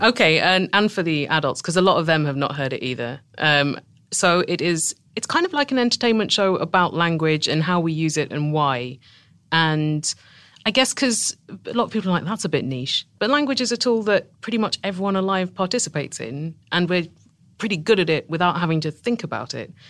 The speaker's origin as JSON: {"language": "English", "town": "Tunbridge Wells", "region": "South East England", "country": "United Kingdom", "accent": "British", "said": "I'm from a town called Tunbridge Wells, which is about forty miles south of London"}